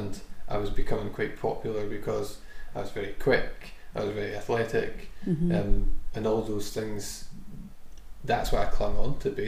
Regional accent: Scotland, United Kingdom; me as a Scottish player

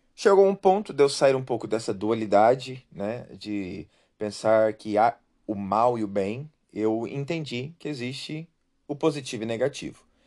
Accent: Brazil; eu vivi, nasci no Brasil

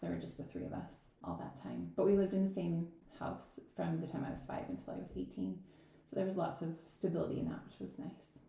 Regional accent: Salt Lake City, Utah, United States; moved away as an adult; I was born in Salt Lake City, and I yeah I grew up there until I was 18, and then I moved away for college

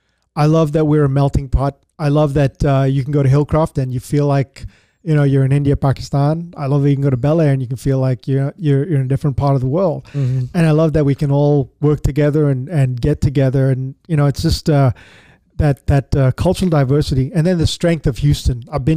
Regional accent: South Africa; Because I grew up in Africa during the time of apartheid, and it was made very clear to me that I was a brown piece of shit.

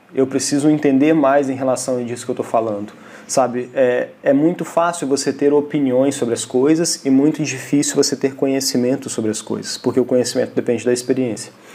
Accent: Brazil; nós, enquanto brasileiros, enquanto um povo que tem muito para poder amadurecer

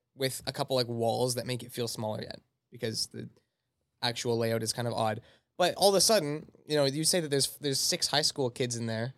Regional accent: Altona, Manitoba, Canada; I'm from Altona, Manitoba, so I go to the Rendezvous Gym in Altona

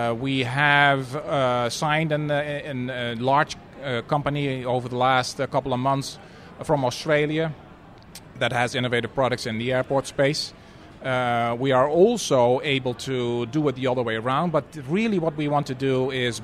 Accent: Netherlands; moved away; a fellow Dutchman

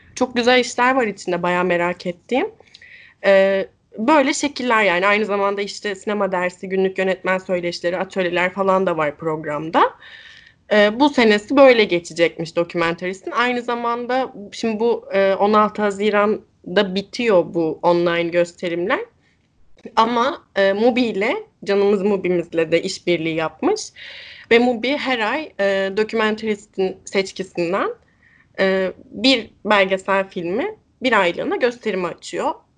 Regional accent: İzmir, Turkey; Ben İzmirliyim

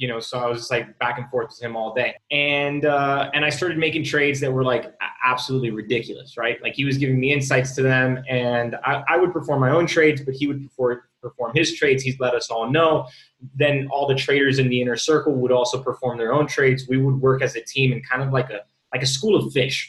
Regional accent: Miami, Florida, United States; also born or lived in Bay Area; I'm born and raised in Miami.

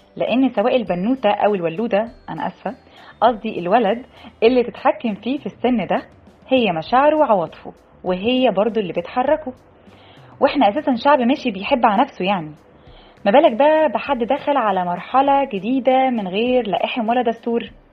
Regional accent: Egypt; إحنا مجتمع مصري شرقي أصيل

